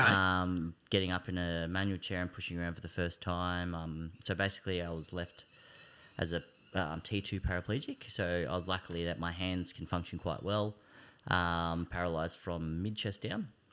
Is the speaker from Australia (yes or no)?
yes; Greensborough, Victoria, Australia; also born or lived in Kangaroo Ground / Smiths Gully / Eltham; I was born in Greensboro. Um, I've lived a lot of different areas. I've lived out in Hillsville, um, out in Kangaroo Ground, um, Smith Gully